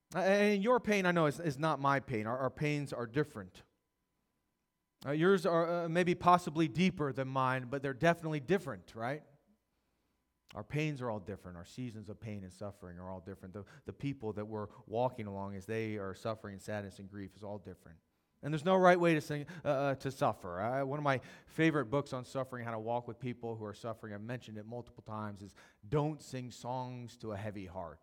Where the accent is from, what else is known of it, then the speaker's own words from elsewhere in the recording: Howard County, Maryland, United States; also born or lived in Dallas, Texas; I grew up here in Maryland and Howard County, and then spent seven years in Dallas.